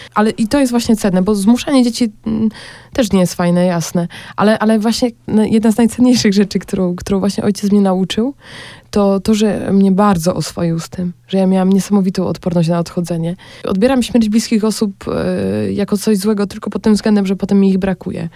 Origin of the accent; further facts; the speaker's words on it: Olszyny, Poland; moved away as an adult; now in Bratislava, Slovakia; u mnie w Olszynach